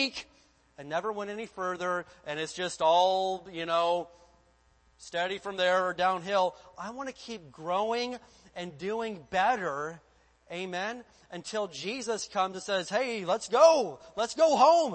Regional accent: Indiana, United States; moved away; I lived in the state of Indiana and there was only one acceptable goal for growing up in Indiana

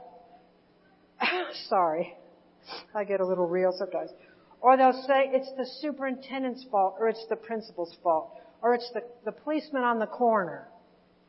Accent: Indiana, United States; we're from Indiana

